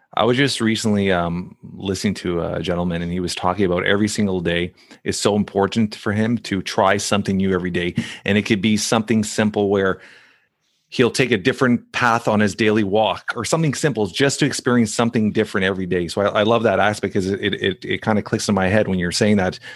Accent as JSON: {"language": "English", "town": "Toronto", "region": "Ontario", "country": "Canada", "tie": "born or raised there", "lives_now": "Brampton, Canada", "said": "That's where I grew up in Saint Clair on, uh, on, uh, Dufferin and Saint Clair."}